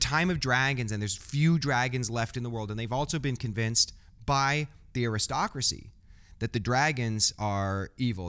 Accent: Midwest, United States; I grew up in the Midwest

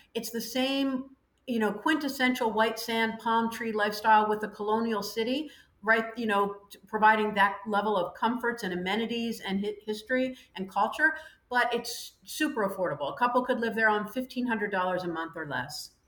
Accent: United States; moved away as an adult; also born or lived in Ireland / France; now in Panama; 26 years of personal experience as an American living abroad, first in Ireland, then France, now Panama

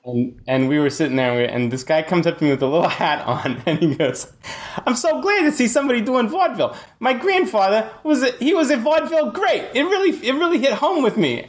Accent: San Francisco, California, United States; I'm actually from, uh, grimy San Francisco. I grew up in Haight Ashbury

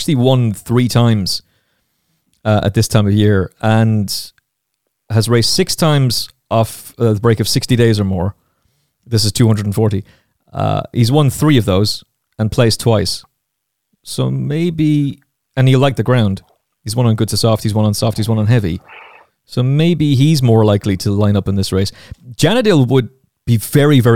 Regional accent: Castlecomer, Leinster, Ireland; my hometown of Castlecomer in Kilkenny

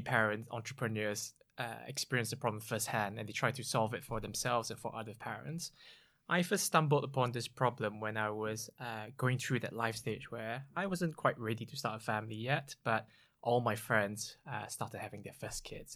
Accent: Singapore; moved away as an adult; now in United Kingdom; I grew up in Singapore, came to the U K over fifteen years ago now to, for my higher education

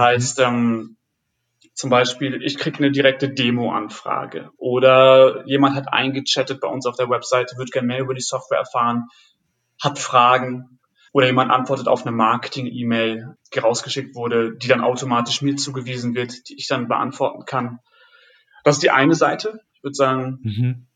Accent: Friesland, Lower Saxony, Germany; moved away as an adult; now in Berlin, Germany; Ich komme ursprünglich aus, aus Friesland und mhm. bin für damals für den Beruf nach Berlin gezogen

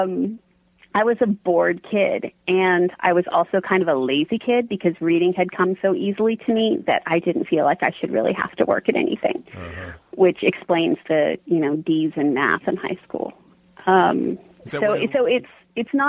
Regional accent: a tiny town outside of Pittsburgh, Pennsylvania, United States; also born or lived in California / Arizona; when I was 10, we relocated to a tiny town outside of Pittsburgh, which is where all of my books are set

